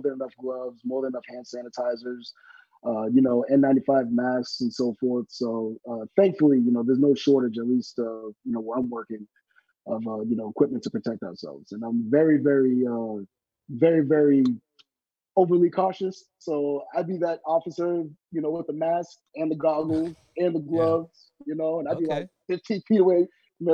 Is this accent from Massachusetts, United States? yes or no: yes; Boston, Massachusetts, United States; also born or lived in Miami, Florida / Haiti (parents); now in Sacramento, United States; I'm originally from Boston, Massachusetts.